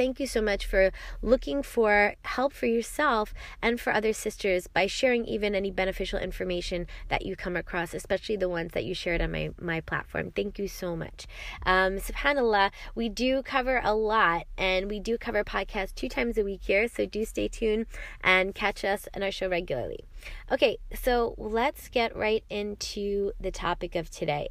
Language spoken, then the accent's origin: English; New York, United States; I'm from New York